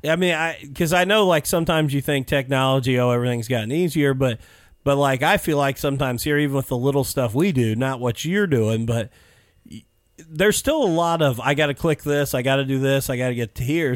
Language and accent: English; Mitchell Bedford area, Indiana, United States; growing up in the Mitchell Bedford area